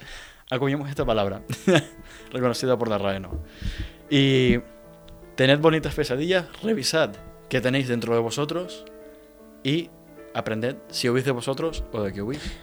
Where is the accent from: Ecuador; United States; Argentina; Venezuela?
Venezuela; Venezuela, en mi país